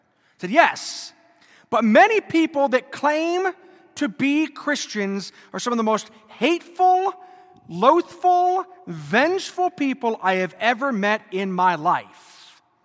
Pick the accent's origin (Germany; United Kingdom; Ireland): Germany; moved away; I grew up in Germany